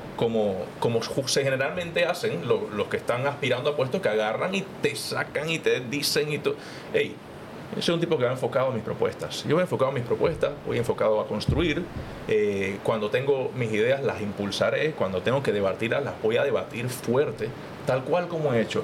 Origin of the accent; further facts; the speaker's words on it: Panama City, Panama; yo vengo de Juan Díaz